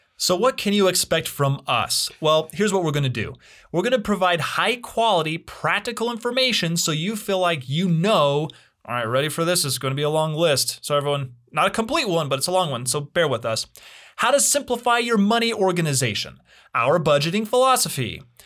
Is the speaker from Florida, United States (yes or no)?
no; Utah, United States; I'm originally from Utah